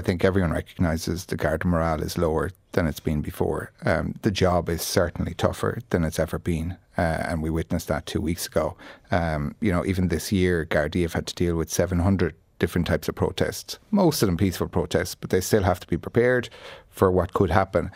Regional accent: Tipperary, Munster, Ireland; I'm from Tipperary.

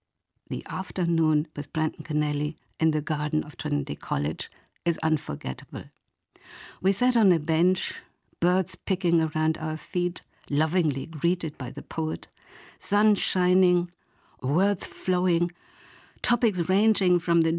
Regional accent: Germany; also born or lived in Sligo, Ireland; now in Ireland; I told him about my hometown on the Rhine

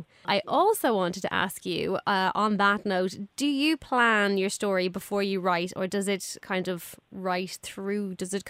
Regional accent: Ireland; as an Irish person, I know all those places you're talking about

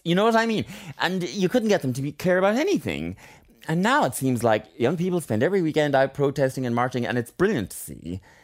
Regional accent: Ireland; also born or lived in Tokyo, Japan; I'm delighted to be Irish

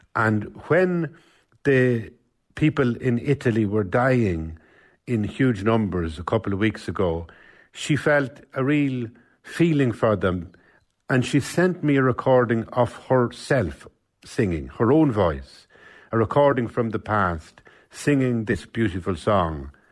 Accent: Cavan, Ulster, Ireland; I'm from Cavan Town

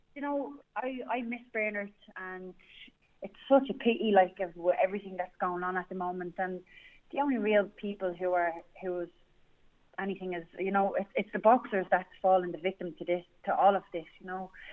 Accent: Dublin, Leinster, Ireland; I'm from Dublin One, the best part of Dublin

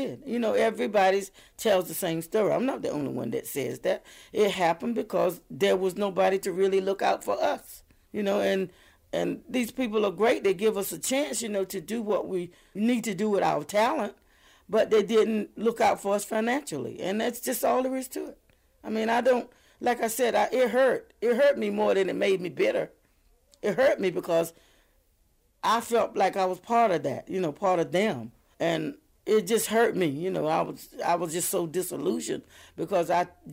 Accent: North Carolina, United States; moved away; I always said I was a country girl. I'm from North Carolina

